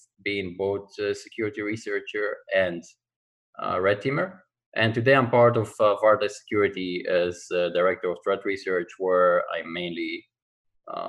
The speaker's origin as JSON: {"language": "English", "country": "Israel", "said": "I'm originally from Israel"}